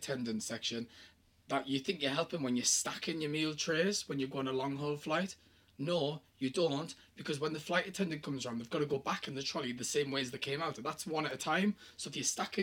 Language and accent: English; the north of England, United Kingdom; I'm from the North